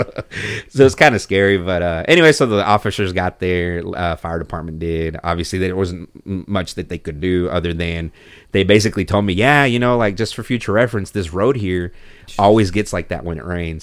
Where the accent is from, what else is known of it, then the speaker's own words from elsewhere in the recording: Mexico; now in Texas, United States; I actually wasn't born here. I was born in Mexico.